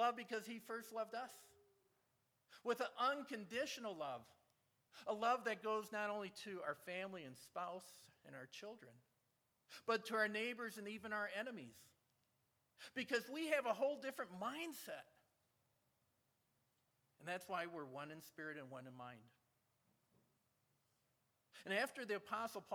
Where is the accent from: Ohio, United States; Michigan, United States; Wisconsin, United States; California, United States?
Michigan, United States; I'm from Michigan